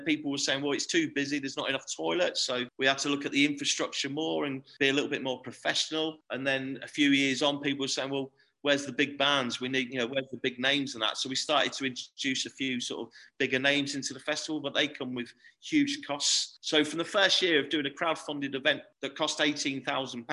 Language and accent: English; Torquay, South West England, United Kingdom; moved away as an adult; now in Hull, United Kingdom; It's my hometown. It's where I'm from.